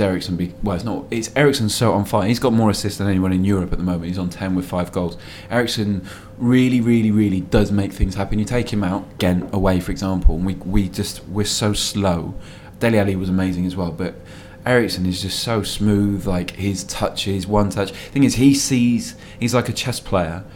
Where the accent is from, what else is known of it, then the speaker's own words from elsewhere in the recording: Cardiff, Wales, United Kingdom; It was Cardiff, it's my hometown